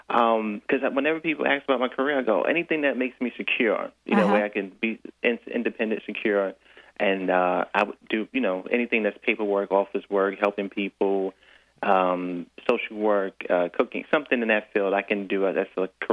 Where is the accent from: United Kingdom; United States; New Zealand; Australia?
United States; New York City, New York; I'm in Brooklyn.